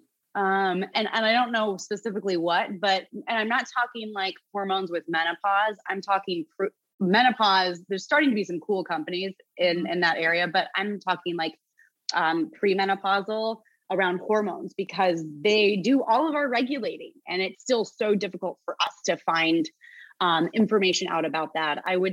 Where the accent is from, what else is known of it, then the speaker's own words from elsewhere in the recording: New Jersey, United States; And I'm from Jersey and I don't give a F.